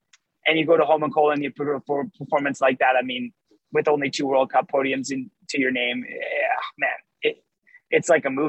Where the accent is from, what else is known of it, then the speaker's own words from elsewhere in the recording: Canada; But as a Canadian meeting the king, you know, you're just so in shock